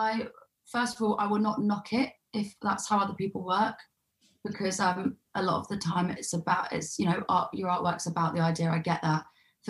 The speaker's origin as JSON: {"language": "English", "region": "London", "country": "United Kingdom", "tie": "born or raised there", "said": "In especially like for me, growing up in Southeast London, you're just fucking surrounded by it"}